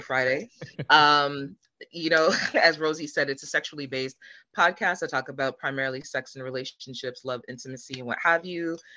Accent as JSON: {"language": "English", "country": "Jamaica", "moved": "yes", "said": "I'm originally from Jamaica"}